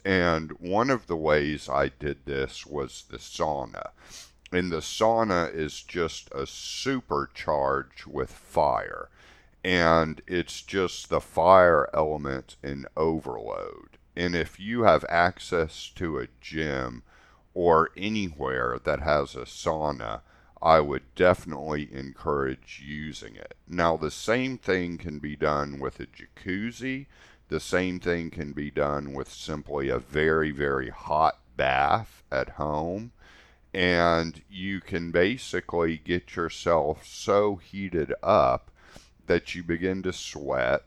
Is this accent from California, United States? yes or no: no; Houston, Texas, United States; growing up in Houston, Texas, where it was just really hot all the time